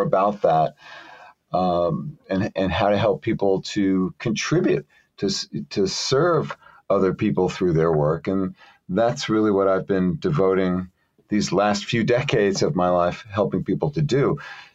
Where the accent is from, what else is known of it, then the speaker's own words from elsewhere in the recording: New York City, New York, United States; I grew up in Brooklyn, New York.